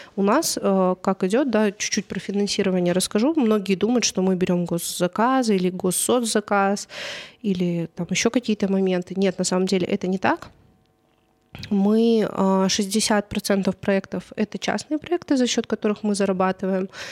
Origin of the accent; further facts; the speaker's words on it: Karaganda, Karaganda Region, Kazakhstan; also born or lived in Czech Republic; потом вернулась в Караганду